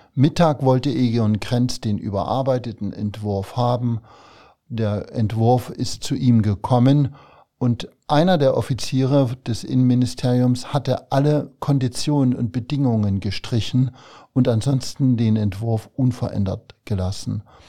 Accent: Thuringia, Germany; moved away as an adult; also born or lived in Zwickau, Saxony / Gera / Jena; now in Saarland, Germany; Ich bin in Thüringen aufgewachsen und habe bis zu meinem 28. Lebensjahr in der DDR gelebt vor allem eben im Raum Gera, Jena.

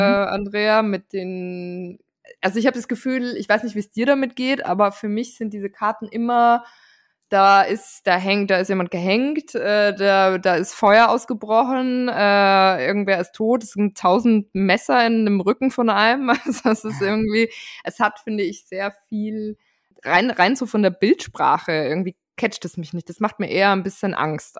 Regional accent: Austria; als Österreicherin

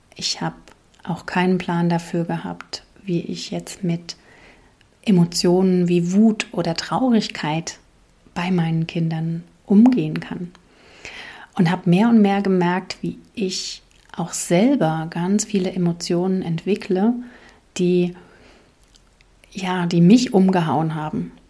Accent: East Germany, Germany; now in Palatinate, Germany; in der DDR, wo ich groß geworden bin

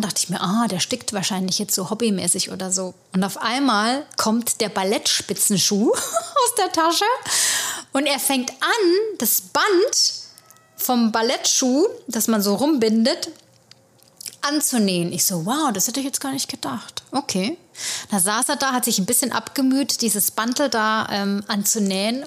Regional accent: Germany; now in New York, United States; bei uns in Deutschland

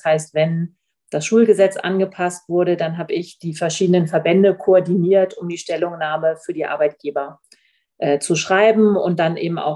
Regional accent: Oldenburg, Lower Saxony, Germany; Und genau, ursprünglich komme ich aus Oldenburg.

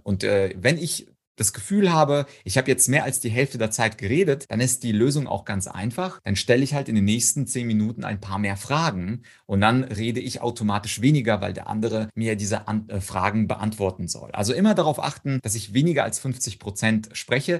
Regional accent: Ukraine; moved away; Ich komme komme zum Beispiel aus der Ukraine

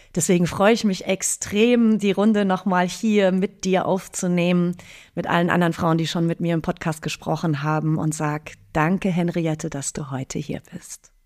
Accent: Munich region, Bavaria, Germany; now in Berlin, Germany; da, wo ich herkomme, also aus der bayerischen Münchner Region

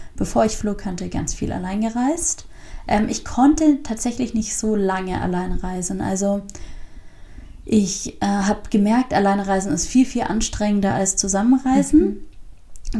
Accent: Southern Germany, Germany; moved away; ich komme ja aus Süddeutschland.

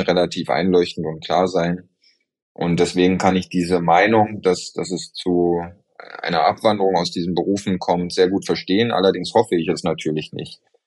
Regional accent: Germany; hier bei uns in Deutschland

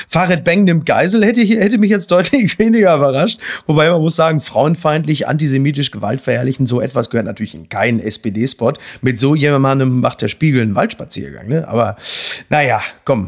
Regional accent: Castrop-Rauxel, North Rhine-Westphalia, Germany; ich komme aus dem Ruhrgebiet, in meiner Heimatstadt Kastrop-Rauxel

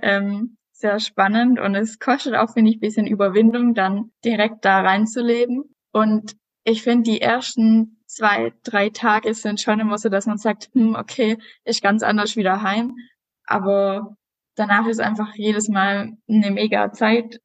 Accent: Southern Germany, Germany; ich komme ja aus dem Süden unten

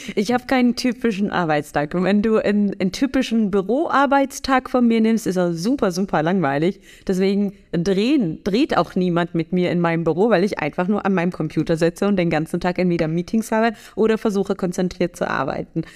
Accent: Germany; bei uns in Deutschland

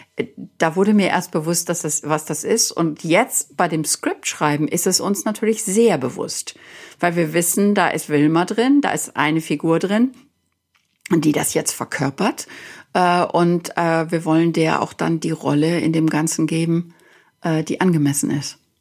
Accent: Germany; now in United States; dass ich als Deutsche geboren wurde

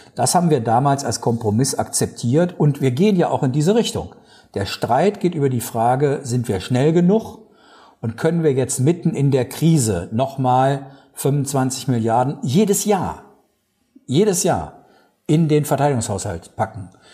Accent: Germany; als Deutsche

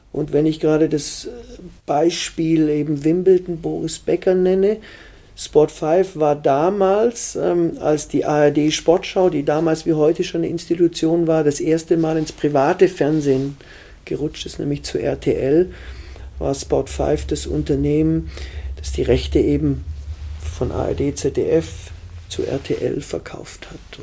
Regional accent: Germany; Ich bin am Bodensee aufgewachsen.

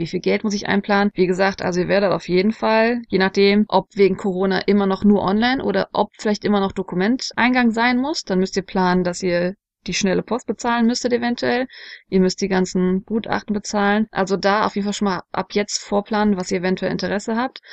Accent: Germany; bei uns in Deutschland

